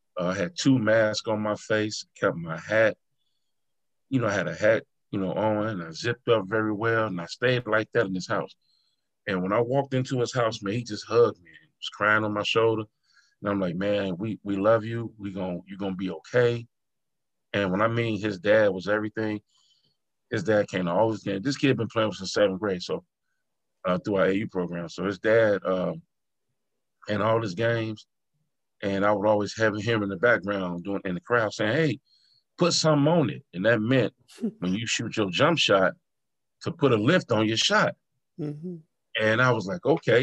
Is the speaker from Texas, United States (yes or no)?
no; Chicago, Illinois, United States; being from the west side of Chicago, growing up in the Austin area